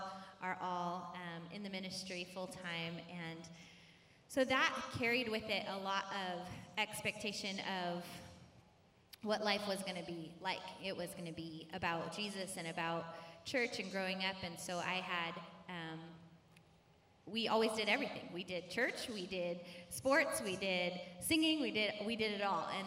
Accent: Michigan, United States; moved away as an adult; also born or lived in Louisiana; now in California, United States; I was born in Michigan, and I lived about half my life in Michigan, and then we lived in Louisiana for like 3 years, and then we moved back to Michigan

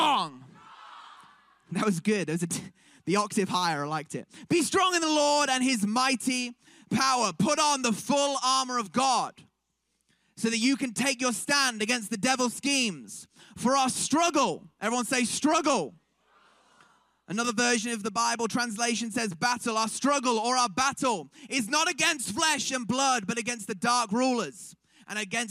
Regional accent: Manchester, North West England, United Kingdom; we're from Manchester, England

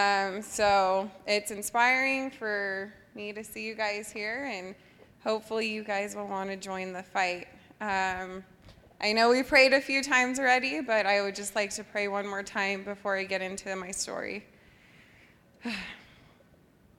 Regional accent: Los Alamitos, California, United States; I grew up in Los Alamitos, which is about 10 minutes away from Seal Beach.

